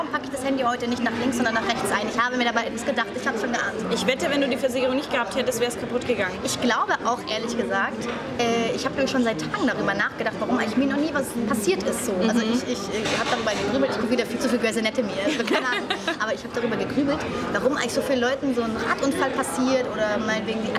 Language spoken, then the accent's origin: German; Swabia, Germany; Er ist ja Schwabe, ich bin ja auch Schwabe.